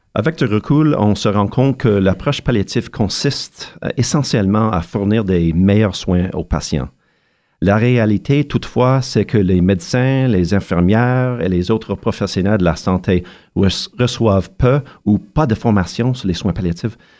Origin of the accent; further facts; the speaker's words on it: Montreal, Quebec, Canada; mon enfance à Montréal